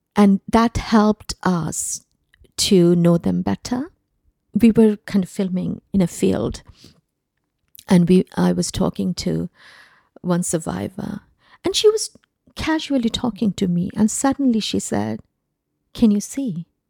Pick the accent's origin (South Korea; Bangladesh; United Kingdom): Bangladesh; moved away; I grew up in Bangladesh, uh, because of, uh, the nature of my father's job. Um, we ended up living in different cities of Bangladesh.